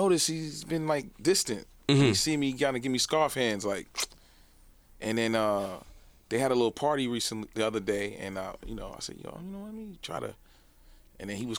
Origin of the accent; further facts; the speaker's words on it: New York City, New York, United States; I'm from Brooklyn.